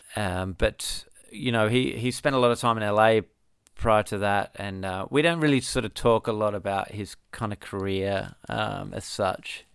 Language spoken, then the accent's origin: English; Perth, Western Australia, Australia; I grew up in Bull Creek